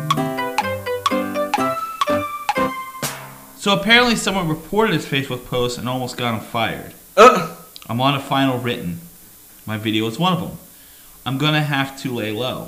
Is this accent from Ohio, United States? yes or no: yes; Youngstown, Ohio, United States; I grew up in Youngstown